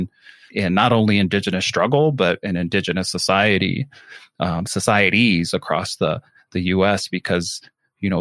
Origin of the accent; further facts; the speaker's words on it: Navajo Nation, United States; identifying myself as a Navajo person.